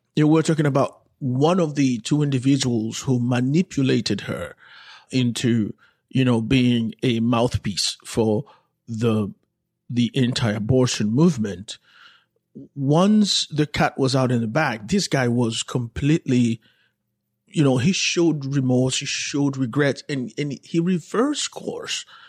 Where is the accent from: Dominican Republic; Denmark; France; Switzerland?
Dominican Republic; Santo Domingo, Distrito Nacional; moved away; growing up in Santo Domingo, watching Walter Mercado